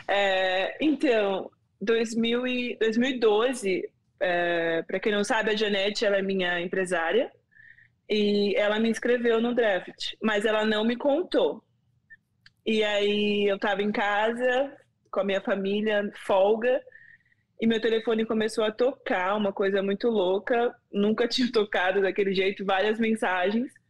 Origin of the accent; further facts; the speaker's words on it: Rio de Janeiro, Brazil; sou aqui do Rio de Janeiro e tenho uma empresa de impacto social chamada Era Uma Vez o Mundo.